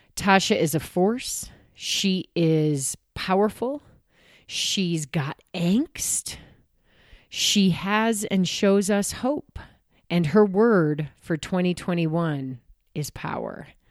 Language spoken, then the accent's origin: English; Downers Grove, Illinois, United States; I grew up in Chicago too, suburbs